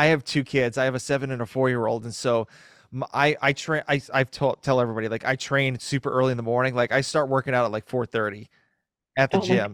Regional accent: East Coast, United States; I'm from the East Coast

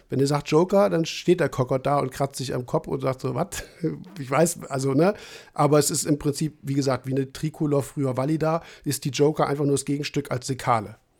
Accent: Trier area, Rhineland-Palatinate, Germany; Ecken, wo ich herkomme, wie gesagt, Trierer Raum

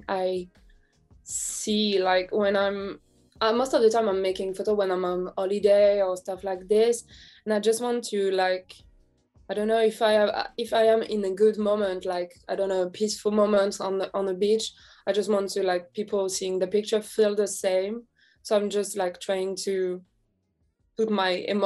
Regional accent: France; I'm from France. I'm in Paris right now.

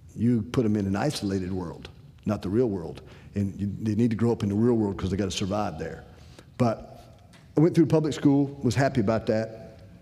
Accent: Decatur, Illinois, United States; I'm originally from Decatur, Illinois.

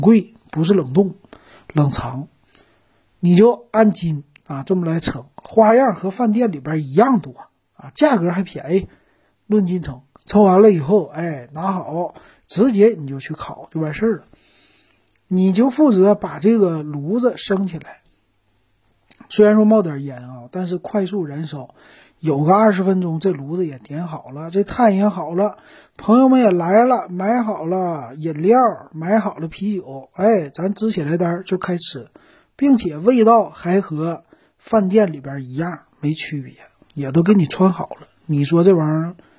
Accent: Northeast China, China; 咱们东北人就烤什么

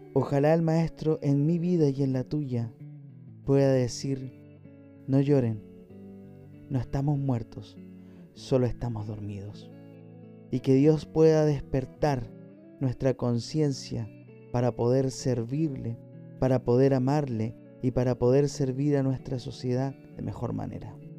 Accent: Chile; mi país Chile

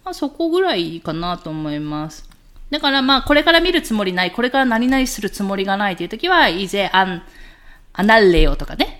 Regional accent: Miyazaki, Japan; 私が宮崎出身

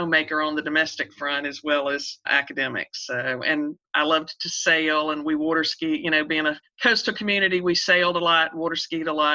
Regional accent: Beaufort, South Carolina, United States; I was born in Beaufort, South Carolina, which is where my home is, down on the coast, beautiful little low country town.

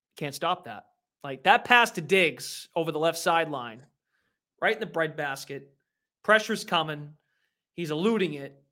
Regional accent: Lowell, Massachusetts, United States; I worked at a local radio station in my hometown of Lowell, Mass, uh, Lowell, Massachusetts

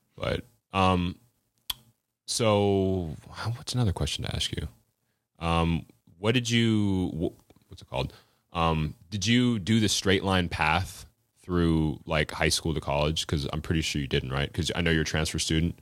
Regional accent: Florida, United States; also born or lived in Western Washington; now in Washington, United States; I was raised in Florida.

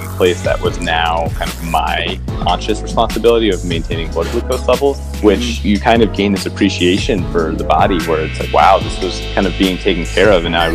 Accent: New York City, New York, United States; moved away as an adult; also born or lived in Philadelphia; I kind of took for granted the fact that I was growing up in this amazing city

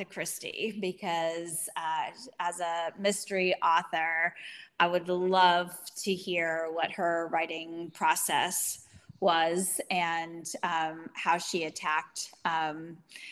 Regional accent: United States; as an American

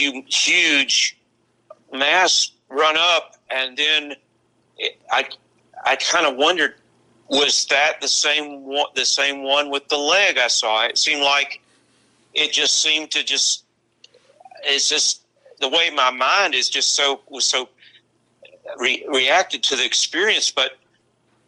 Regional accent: Marion, Virginia, United States; I used to tell people when I was at Tech, they'd ask me, where are you from? And they thought of Marion as the state hospital area

